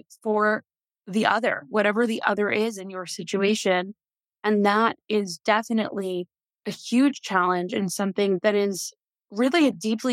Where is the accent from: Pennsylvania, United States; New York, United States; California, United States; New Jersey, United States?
New York, United States; moved away as an adult; now in Tel Aviv, Israel; I was raised in New York